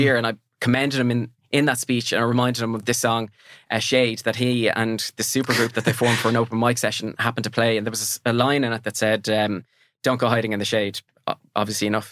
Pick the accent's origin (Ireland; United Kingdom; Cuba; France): Ireland; Mountmellick, Laois; I'm from Mel-, Melican County Leash, and our neighbouring town is a place called Emo